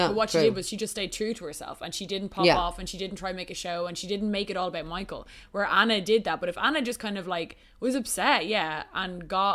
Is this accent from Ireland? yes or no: yes; Dublin, Leinster, Ireland; two very strong Dublin girlies, you and I are